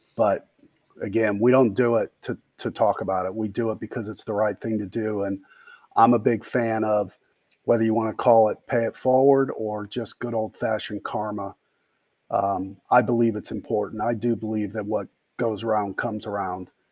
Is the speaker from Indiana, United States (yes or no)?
yes; Gary, Indiana, United States; moved away as an adult; also born or lived in Bloomington, Indiana / Charlottesville, Virginia; I grew up in Gary, Indiana